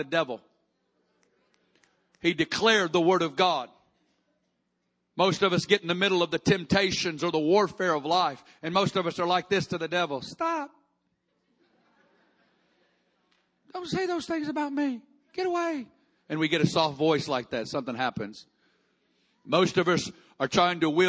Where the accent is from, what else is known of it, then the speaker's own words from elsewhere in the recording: Kansas City, Missouri, United States; I'm from Kansas City, we get tornadoes